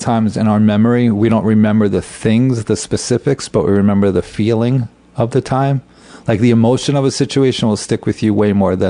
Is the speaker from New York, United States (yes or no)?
yes; New York, United States; moved away; I grew up in New York